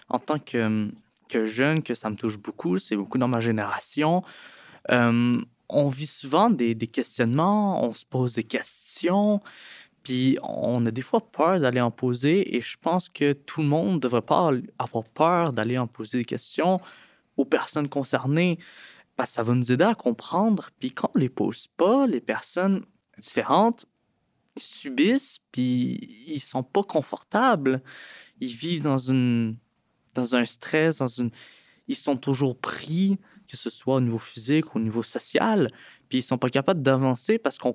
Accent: Laurentides, Quebec, Canada; j'ai 17 ans, je viens de, des Laurentides

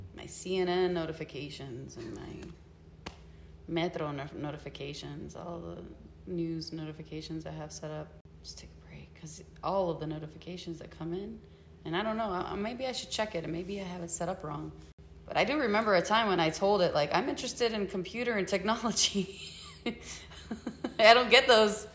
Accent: Puerto Rico; moved away; I'm from La Isla del Encanto, where you're trained to survive

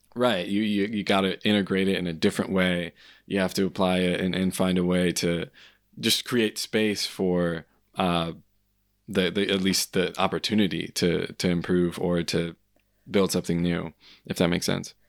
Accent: United States; being an American

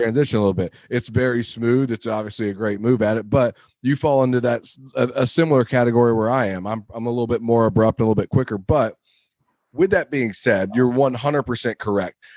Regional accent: Wilmington, United States; the club I grew up at in Wilmington

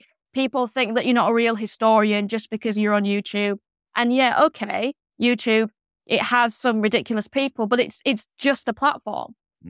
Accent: Yorkshire and the Humber, United Kingdom; So because I was from Yorkshire, you know, I could be sort of the northern one.

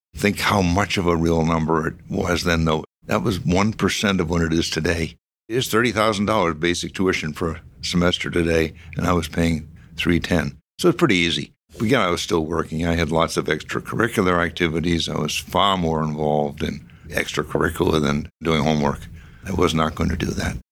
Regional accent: Medford, Massachusetts, United States; also born or lived in Somerville; I grew up, however, all of my life I can remember in Medford and had an uneventful childhood

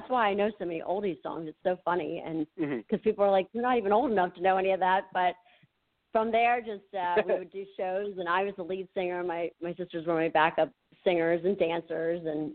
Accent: near Frederick, Maryland, United States; I am from the Maryland, Washington, D.C. area. I kind of near Frederick a little bit.

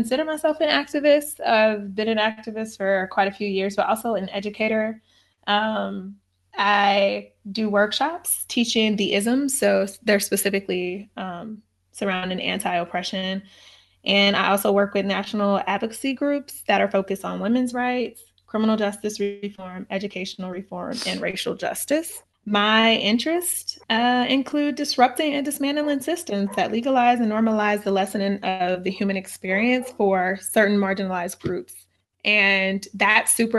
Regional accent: St. Louis, Missouri, United States; I'm from St. Louis, and St. Louis is a place where there is segregation.

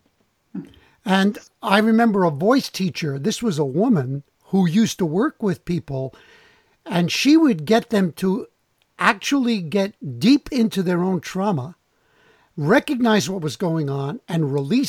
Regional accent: New York City, New York, United States; growing up in the Bronx

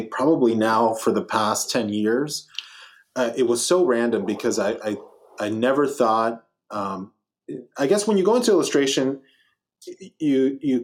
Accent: Los Angeles, California, United States; I'm from Los Angeles, California

